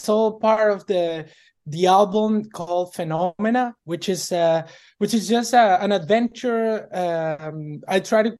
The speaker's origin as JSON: {"language": "English", "country": "Venezuela", "tie": "born or raised there", "moved": "as an adult", "lives_now": "Canada", "said": "But I was born in Venezuela."}